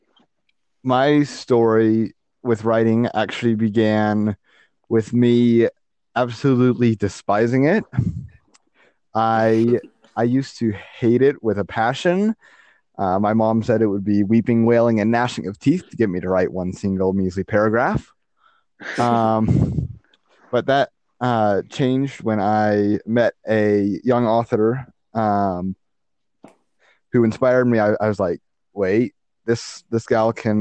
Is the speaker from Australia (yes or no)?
no; Utah, United States; I have been born and raised in Utah